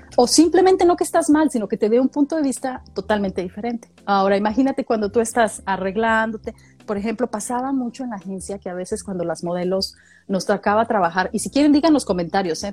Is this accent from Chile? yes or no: no; Mexico; moved away; como mexicana viviendo en el extranjero